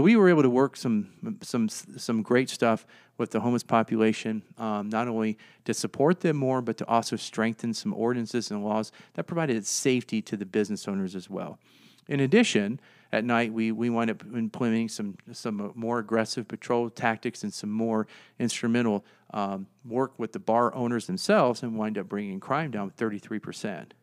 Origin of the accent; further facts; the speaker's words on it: Virginia, United States; moved away as an adult; now in Fort Collins, United States; I'm from Virginia.